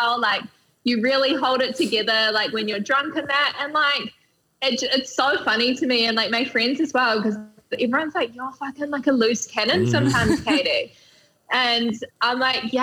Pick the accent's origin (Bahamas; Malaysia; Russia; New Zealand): New Zealand; I'm a Kiwi.